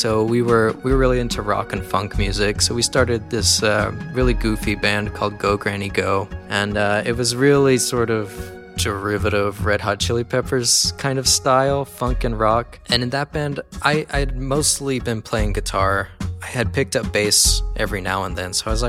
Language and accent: English; Southwest Louisiana, United States; now in California, United States; I grew up in Southwest Louisiana